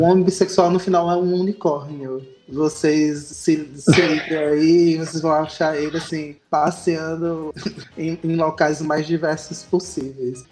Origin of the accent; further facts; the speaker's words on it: Pernambuco, Brazil; now in Fortaleza, Brazil; eu sou pernambucano